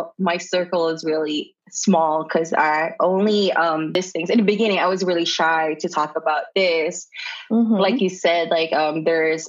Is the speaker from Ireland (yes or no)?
no; Philippines; now in United States